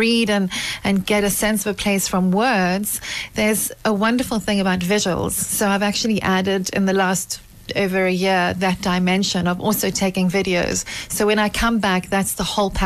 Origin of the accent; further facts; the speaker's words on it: South Africa; also born or lived in Wellington, South Africa; I'm South African. I live in Wellington outside Cape Town